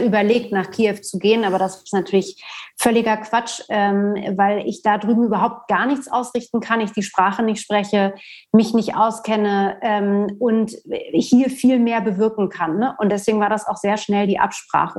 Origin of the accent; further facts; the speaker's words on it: Berlin, Germany; Ich bin in Westberlin groß geworden